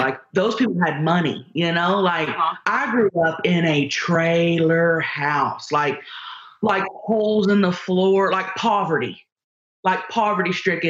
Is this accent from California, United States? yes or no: no; Thackerville, Oklahoma, United States; moved away as an adult; also born or lived in Dallas, Texas; now in San Diego, United States; Well, I used to live in Dallas. I'm from Thackerville, Oklahoma. That's where I'm from.